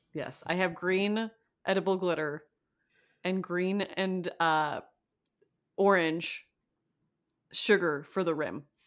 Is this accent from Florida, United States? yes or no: yes; Florida, United States; moved away